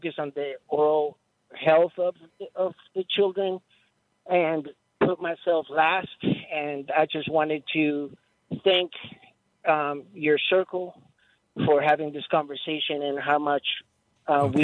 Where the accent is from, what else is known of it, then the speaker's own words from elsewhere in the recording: Merizo, Guam; now in Albuquerque, United States; I represent the Chamorro people. The Flying Proa families from Merizo, Guajan, also known as Guam.